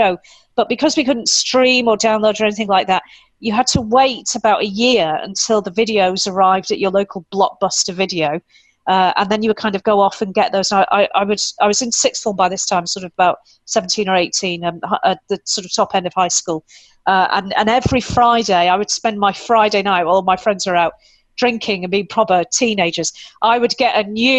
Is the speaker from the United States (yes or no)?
no; United Kingdom; being British, if people haven't worked that out yet, I am indeed British